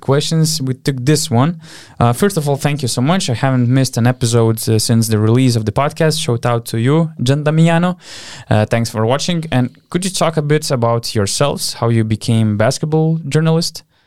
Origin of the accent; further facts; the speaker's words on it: Panevėžys, Panevėžys County, Lithuania; in Panevėžys, in my hometown